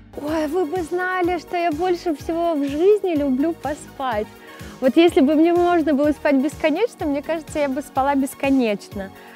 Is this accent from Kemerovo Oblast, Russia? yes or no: yes; Mezhdurechensk, Kemerovo Oblast, Russia; moved away; also born or lived in Ukraine / Saint Petersburg; там я родилась, но родители сразу же вернулись в Сибирь, в Междуреченск. Поэтому а, так получилось, я меньше чем с года росла уже в Междуреченске